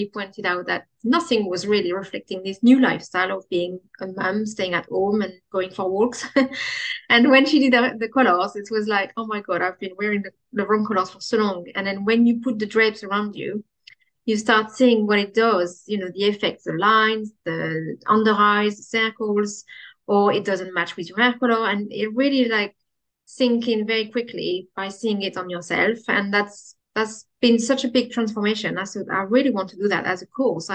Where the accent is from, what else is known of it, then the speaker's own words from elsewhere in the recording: Champagne, Grand Est, France; accent: French; English is a second language; moved away as an adult; now in Swindon, United Kingdom; I come from the Champagne area